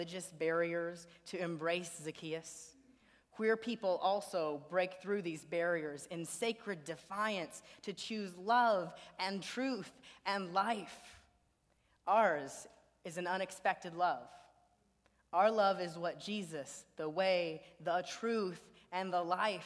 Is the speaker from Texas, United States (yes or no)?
yes; Beaumont, Texas, United States; my hometown of Beaumont, Texas